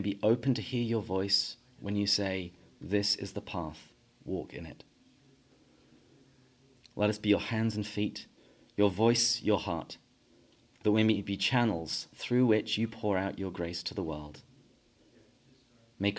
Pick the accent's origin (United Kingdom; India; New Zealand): United Kingdom; England; moved away as an adult; now in San Diego, United States; But I grew up in England, and I had a fairly typical English upbringing.